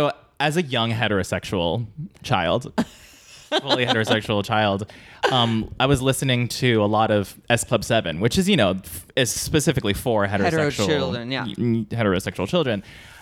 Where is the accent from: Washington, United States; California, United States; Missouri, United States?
California, United States; San Diego; San Diego.